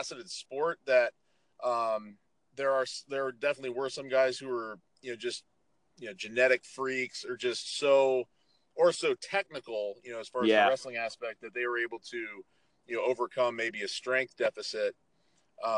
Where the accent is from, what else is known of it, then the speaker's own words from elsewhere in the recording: San Francisco, California, United States; moved away as an adult; also born or lived in Central Pennsylvania; I was born and raised in San Francisco, you know, in the city, not, you know, in a suburb outside it, but actually in the city. And you know, I was 0 through 18, that's where I was